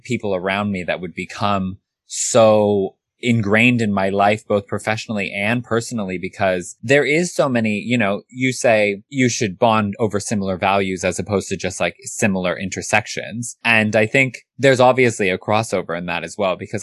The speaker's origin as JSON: {"language": "English", "region": "California", "country": "United States", "tie": "born or raised there", "moved": "yes", "lives_now": "London, United Kingdom", "said": "I grew up in California, surrounded by Asian people."}